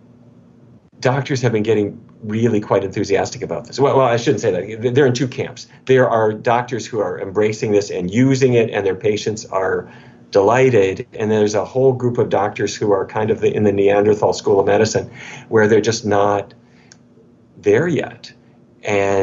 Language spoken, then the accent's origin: English; North Dakota, United States; now in Washington, D.C., United States; I grew up in North Dakota, which is kind of cowboy country.